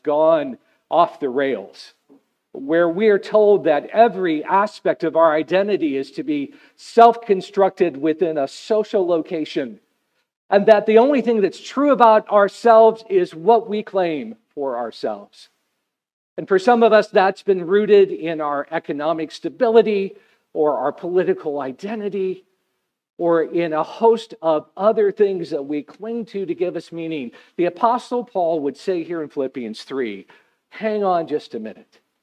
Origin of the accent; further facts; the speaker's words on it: United States; I'm an American